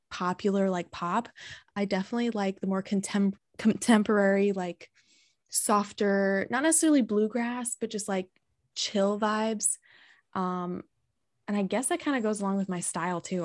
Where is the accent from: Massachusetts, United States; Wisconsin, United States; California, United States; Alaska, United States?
California, United States; San Diego; moved away as an adult; now in Michigan, United States; I'm from San Diego